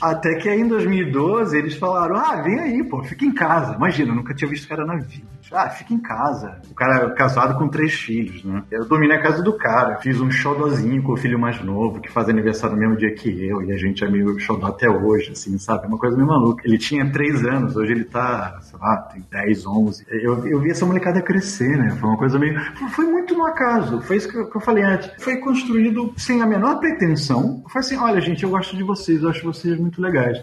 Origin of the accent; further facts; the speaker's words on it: São Paulo, Brazil; moved away as an adult; also born or lived in Rio de Janeiro; now in Belgium; eu sou nascido no Rio de Janeiro, mas eu morei boa parte da minha vida em São Paulo, na capital e um pouco no interior